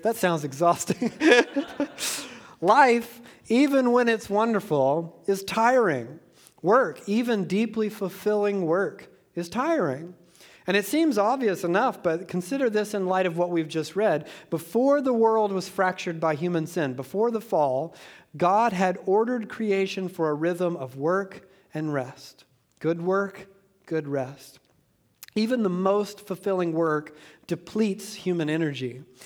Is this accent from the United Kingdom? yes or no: no; Georgia, United States; I'm from Georgia